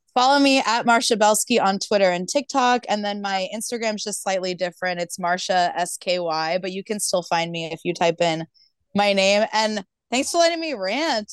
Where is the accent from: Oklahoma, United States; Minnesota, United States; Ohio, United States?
Oklahoma, United States; Tulsa; moved away; I grew up in Oklahoma